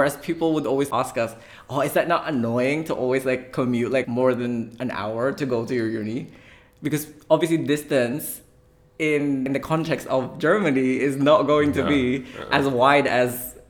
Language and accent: English; Philippines; I mean, if you don't like Bangkok, oh, you're going to hate Manila. Because I'm a Filipino. I don't even like it.